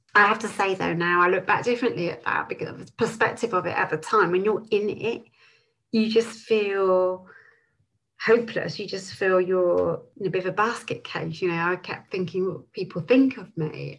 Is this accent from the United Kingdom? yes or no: yes; Bristol, South West England, United Kingdom; moved away as an adult; also born or lived in Clevedon / London / New Zealand; I was born in Clevedon. I was brought up just outside of Bristol and lived here till I was 19